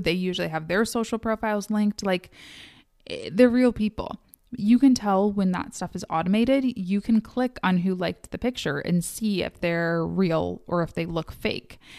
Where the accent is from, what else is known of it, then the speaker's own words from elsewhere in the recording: Midwest, United States; I am from the Midwest.